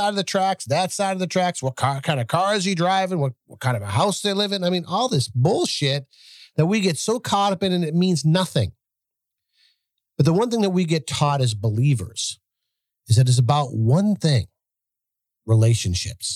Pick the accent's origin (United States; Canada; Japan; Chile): United States; south of Boston, Massachusetts; moved away as an adult; I'm from Massachusetts. I grew up in some shithole projects